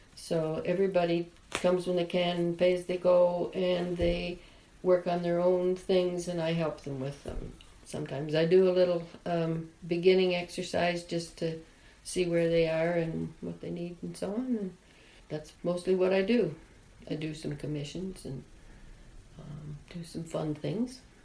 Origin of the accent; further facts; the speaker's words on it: Denbigh, Ontario, Canada; moved away; I come from the North Country